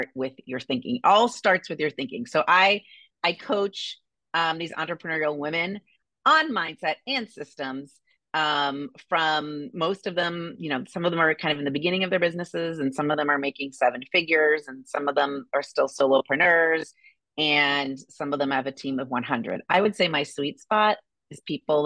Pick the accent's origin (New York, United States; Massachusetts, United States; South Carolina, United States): Massachusetts, United States; Boston; moved away as an adult; now in Indianapolis, United States; I grew up in Boston.